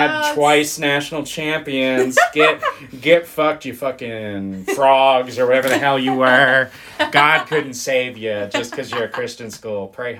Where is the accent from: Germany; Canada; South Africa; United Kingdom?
Germany; born there; also born or lived in United States; I was born abroad.